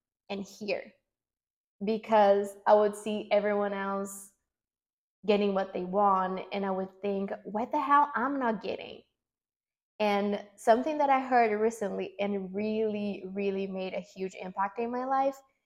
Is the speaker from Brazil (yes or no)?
yes; Brazil; English is a second language; moved away as an adult; I'm from Brazil. I'm 26 years old now, and until 2 years ago, I was living in Brazil in a small town